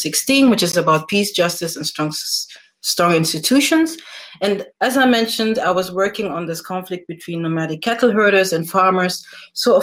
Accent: Nigeria; moved away; I'm originally also from Nigeria.

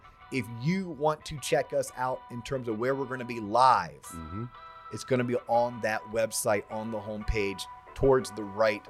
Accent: Florida, United States; we grew up in Florida

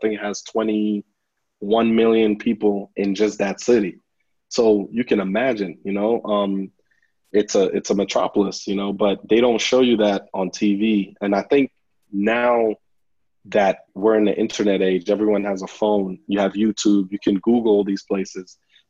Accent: Nigeria; now in Lubbock, United States; I remember that from when we first moved to the U.S. I moved from Nigeria to Lubbock, Texas, and it was quite a change, you know.

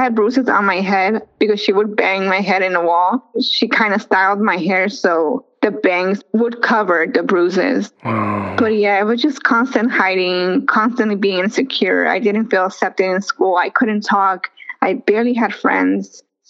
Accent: Florida, United States; I'm from Florida, so it was super hot.

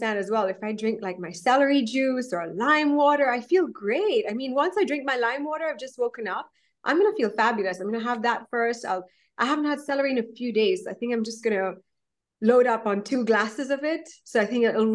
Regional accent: Kenya; I'm a Kenyan Indian. So I was, I'm Indian, but raised in Kenya, East Africa.

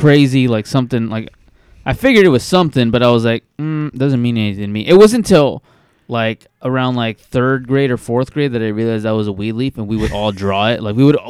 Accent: Bakersfield, California, United States; I grew up in the hood. I grew up in East Bakersfield, and I remember we didn't have cable

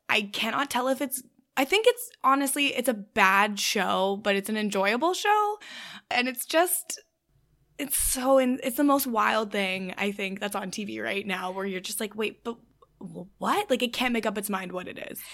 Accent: Canada; I'm Canadian

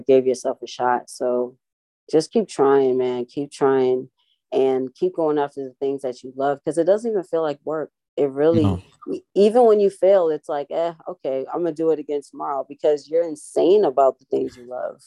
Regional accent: Boston, Massachusetts, United States; growing up, you know, I grew up in Boston a time

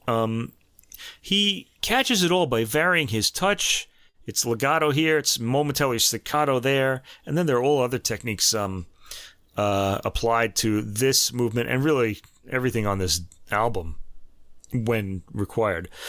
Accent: United States; And now I'm American

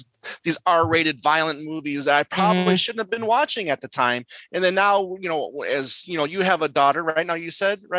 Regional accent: Michigan, United States; now in Arizona, United States; growing up in Michigan, I was able to get all these Canadian stations as well

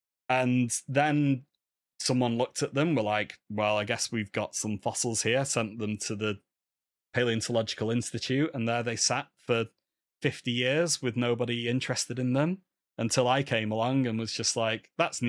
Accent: England, United Kingdom; hello, I'm a man from England and I want to look at your rubbish Eurypterids, please

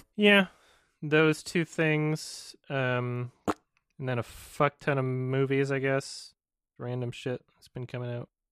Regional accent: Edmonton, Alberta, Canada; The Lobby in Edmonton, which is my hometown

